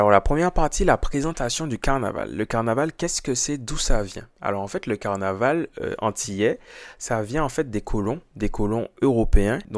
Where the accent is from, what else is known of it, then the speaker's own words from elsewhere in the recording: Martinique; moi je suis martiniquais, c'est le carnaval que je connais le, mieux